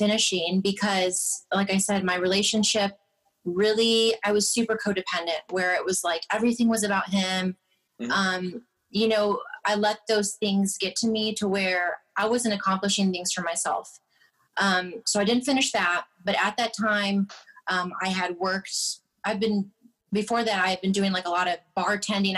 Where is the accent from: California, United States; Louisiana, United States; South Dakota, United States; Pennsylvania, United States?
California, United States; moved away; also born or lived in Michigan; they had moved to California, and I was born and raised there.